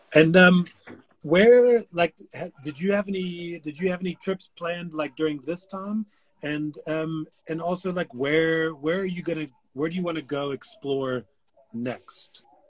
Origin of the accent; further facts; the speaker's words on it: United States; I'm American